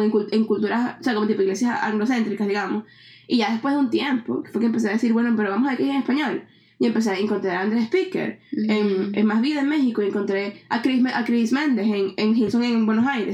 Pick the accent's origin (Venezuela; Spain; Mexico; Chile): Venezuela; now in Canada; cuando yo me fui de Venezuela, que me vine para acá